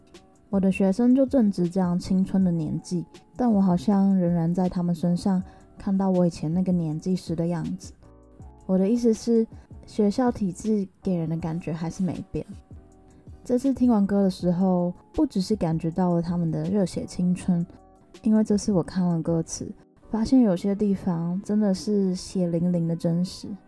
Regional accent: Taipei, Taiwan; 身为一个台北人，虽然好像拥有很多资源的感觉，可是我那时候其实非常羡慕乡下的学生。

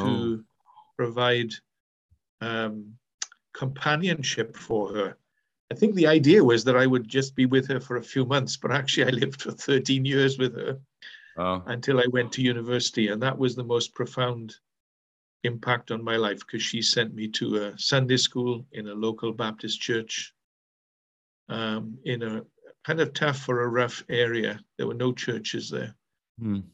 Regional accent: Wales, United Kingdom; accent: Welsh; I am from Wales. We have our own distinctive accent.

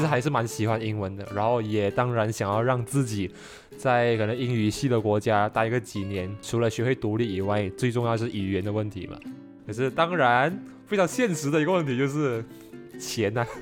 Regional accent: Johor Bahru, Johor, Malaysia; I'm from J B

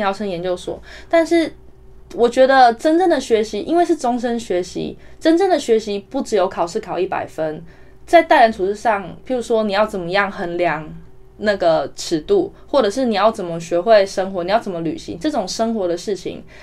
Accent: Taiwan; moved away as an adult; 因为我在台湾长大，就是没事就去传统超市买菜嘛

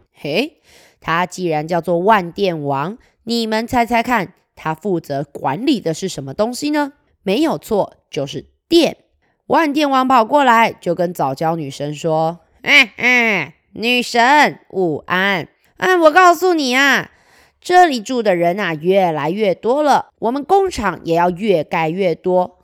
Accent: Kaohsiung, Taiwan; 结果我们高雄这边啊

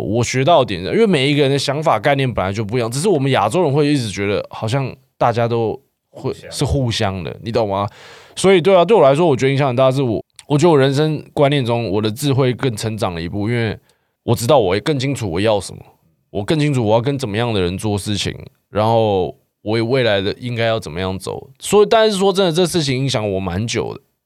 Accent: Taiwan; 他是日本，我是台湾，但是我就是来自台湾

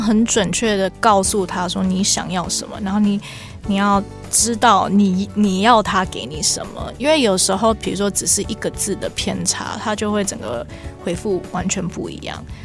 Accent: Canada; moved away; 我毕竟我以前在加拿大长大

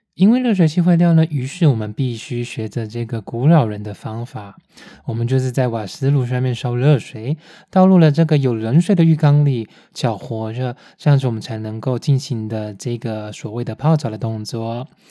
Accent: Taiwan; also born or lived in Taipei; now in Munich, Germany; 台湾我们拍片在开的那种箱型车

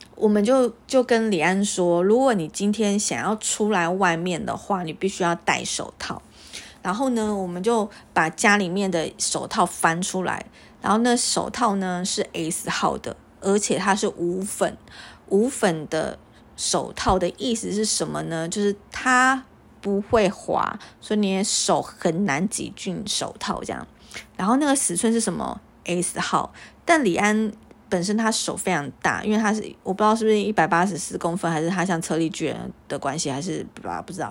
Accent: Taiwan; 我是个台湾人

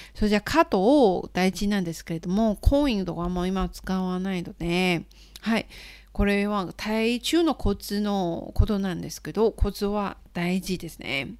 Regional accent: Nantou County, Taiwan; born or raised there; Japanese is a second language; moved away as an adult; also born or lived in Fukuoka, Japan; now in Taichung, Taiwan

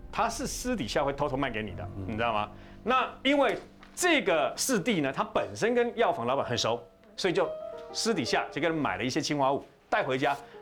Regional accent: Taiwan; 我们台湾人有一个这样的一个习惯，父母就跟着儿子这样子住就对了啊。

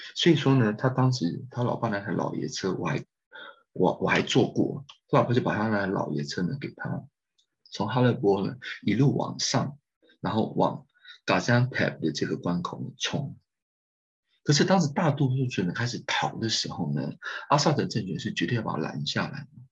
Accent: Taiwan; 我们台湾人在Istanbul，或是在安卡拉的大，的硕士班学生或是博士班学生

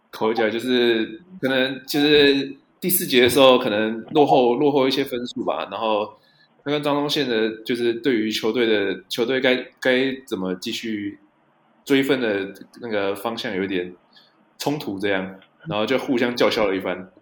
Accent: New Taipei, Taiwan; 我小时候住在台北县啊

